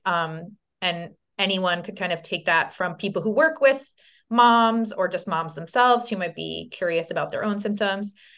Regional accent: Long Island, New York, United States; now in Saratoga Springs, United States; I'm from Long Island

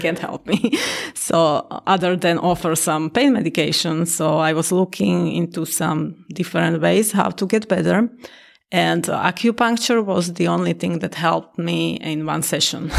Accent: Slovakia; now in Naperville, United States; I'm originally from Slovakia, and I live in Naperville

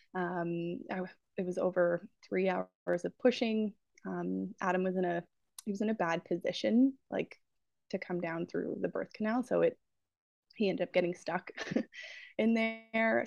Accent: Peterborough, Ontario, Canada; I'm from Peterborough, uh, Ontario

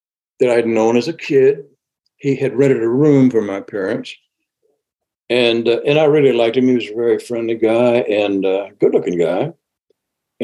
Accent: Charleston, South Carolina, United States; moved away; also born or lived in New York City; I'm from Charleston. No snow in Charleston. I think it snowed once throughout my whole life as a kid

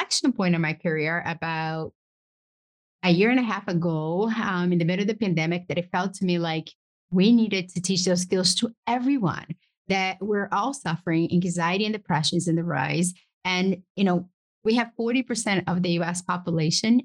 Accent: Brazil; now in United States; I grew up poor in Brazil, pursued the American dream, got to the US

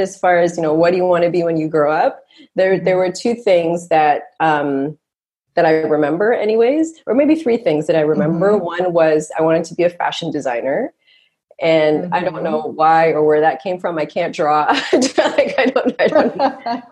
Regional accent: Toronto, Ontario, Canada; also born or lived in Montreal; I'm a Canadian girl, born and raised here in Canada, born in Montreal, grew up in Toronto

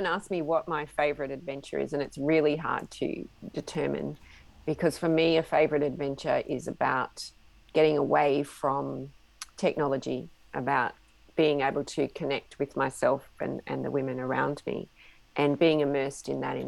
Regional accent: Australia; I'm an Australian woman in my mid-50s

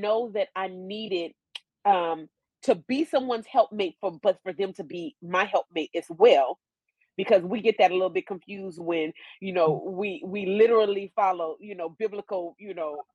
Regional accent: California, United States; moved away as an adult; also born or lived in Atlanta; I grew up in California

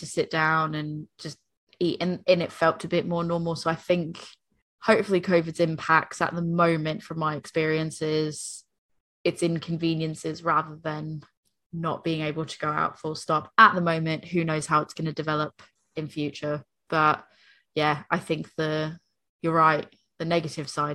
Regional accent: Northeastern United States, United States; moved away; I speak as an American, I speak as like a Northeastern American

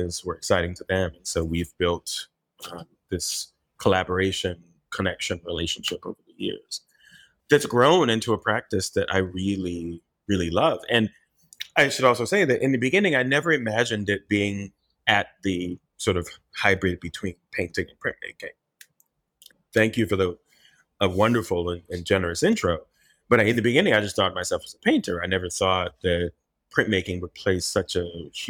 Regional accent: Miami, Florida, United States; also born or lived in Haiti; we all, of course, grew up in Miami

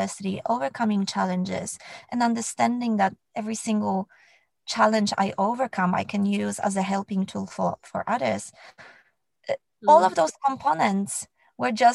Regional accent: Poland; moved away; I grew up in Poland

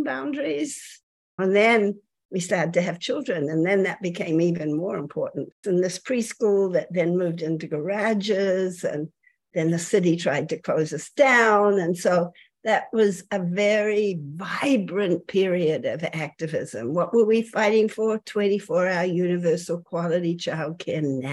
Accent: New Zealand; moved away as an adult; I'm from New Zealand originally. I came here at the end of the 60s

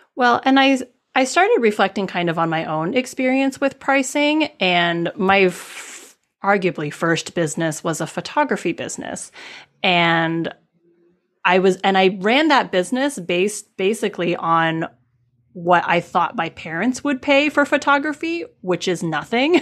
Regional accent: Midwest, United States; I grew up in the Midwest, which is not a hub of Asian American

